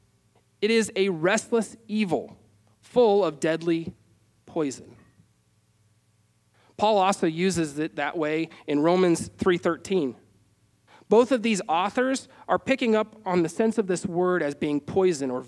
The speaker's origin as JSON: {"language": "English", "region": "Wyoming", "country": "United States", "tie": "born or raised there", "said": "growing up in Wyoming"}